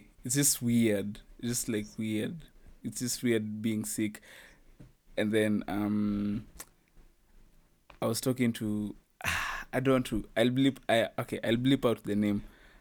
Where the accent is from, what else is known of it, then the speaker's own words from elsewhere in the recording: Kenya; as a Kenyan